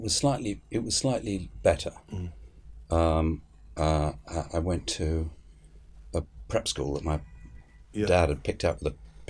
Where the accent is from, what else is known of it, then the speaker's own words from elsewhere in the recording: England, United Kingdom; also born or lived in Egypt; I was beaten up in Egypt for being British. It was quite a good political education, one side and the other. You know, when I got back to England and realised that you had to be careful what you said at that particular time.